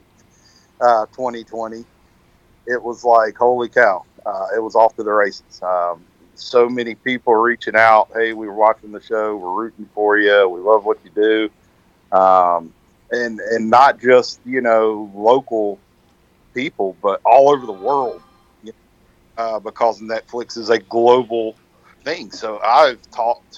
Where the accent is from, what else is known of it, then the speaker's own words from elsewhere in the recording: Benson, North Carolina, United States; now in Jacksonville, United States; I was actually born and raised in Benson